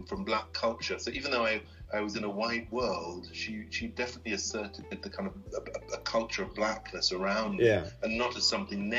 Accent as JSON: {"language": "English", "town": "Leamington Spa", "region": "West Midlands", "country": "United Kingdom", "tie": "born or raised there", "said": "when I was at school, and again, this is in, you know, the middle of England, Leamington Spa, Warwick"}